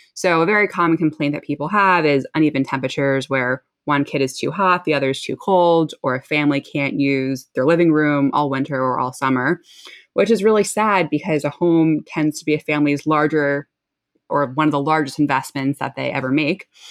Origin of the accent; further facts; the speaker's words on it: New Jersey, United States; moved away; I grew up in New Jersey, where I'm actually currently living again